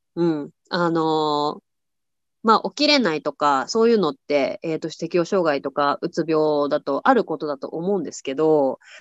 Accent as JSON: {"language": "Japanese", "region": "Tokyo", "country": "Japan", "tie": "born or raised there", "moved": "as an adult", "lives_now": "United States", "said": "私は日本の東京出身なんですけど"}